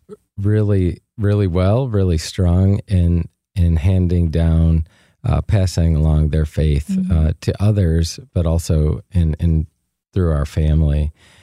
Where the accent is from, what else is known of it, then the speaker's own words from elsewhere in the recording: Flint, Michigan, United States; Near Flint, Michigan.